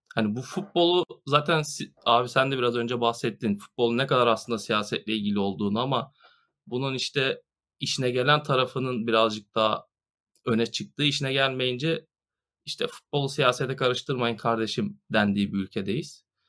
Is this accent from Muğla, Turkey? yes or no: yes; Marmaris, Muğla, Turkey; Bir Marmarisli olarak Burada son iki yıldır orman yangınlarını yaşıyoruz